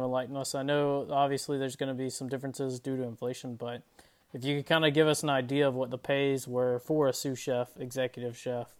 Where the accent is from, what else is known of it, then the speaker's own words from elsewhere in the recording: Georgia, United States; I'm from Georgia. I've been to Helen.